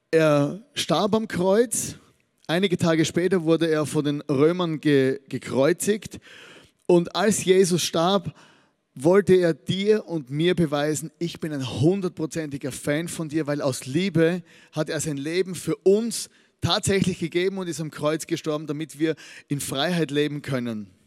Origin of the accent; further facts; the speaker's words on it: Austria; Als Österreicher hat man natürlich äh, bei, bei der Fußball-WM nichts zu lachen. Auf der einen Seite, weil wir ja nicht dabei sind.